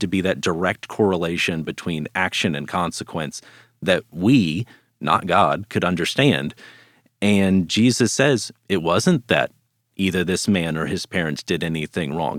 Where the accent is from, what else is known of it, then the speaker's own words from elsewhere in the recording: Dallas, Texas, United States; I grew up here in the Dallas area